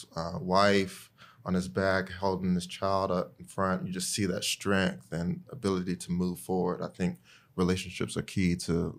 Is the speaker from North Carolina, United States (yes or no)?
yes; Greensboro, North Carolina, United States; I'm from Greensboro, North Carolina, though that's always a hard question for me to answer because, you know, my dad is from Ghana, like Nina, and my mom is from Eastern North Carolina.